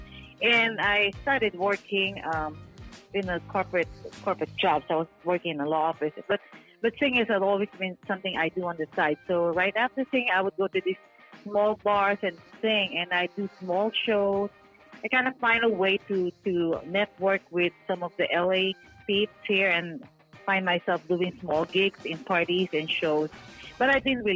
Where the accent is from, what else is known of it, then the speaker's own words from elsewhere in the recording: Philippines; moved away; I was born in the Philippines, so yeah, that's how I started my music career